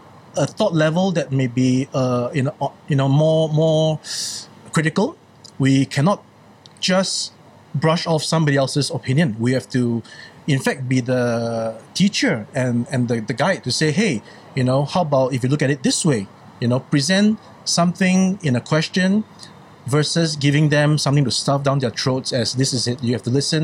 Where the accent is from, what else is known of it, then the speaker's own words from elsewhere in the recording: Singapore; moved away as an adult; also born or lived in Hong Kong; now in China; as a Singaporean